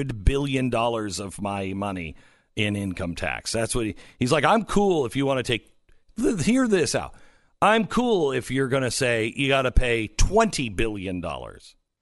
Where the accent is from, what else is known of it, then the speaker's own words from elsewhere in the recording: Seattle, Washington, United States; Amazon got into the race of Seattle City Council. Do you follow this at all, Stu? It's because it's my hometown-ish.